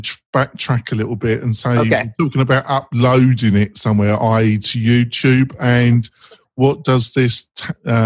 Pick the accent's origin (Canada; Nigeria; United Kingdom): United Kingdom; England; now in United States; obviously I'm English, but I live in America